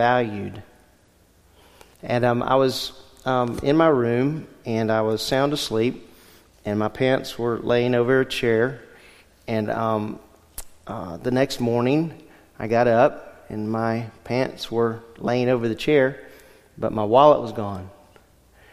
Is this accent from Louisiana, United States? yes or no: yes; Louisiana, United States; moved away; Growing up in Louisiana, our house was